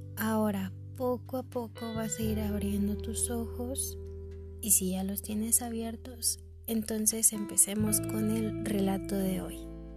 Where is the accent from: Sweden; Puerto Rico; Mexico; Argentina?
Mexico; como mexicanos